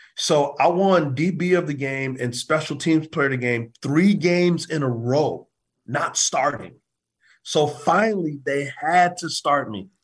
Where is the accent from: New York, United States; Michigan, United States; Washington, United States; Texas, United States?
Texas, United States; San Antonio; moved away; also born or lived in Provo, Utah; both of us from San Antonio. We're from Texas.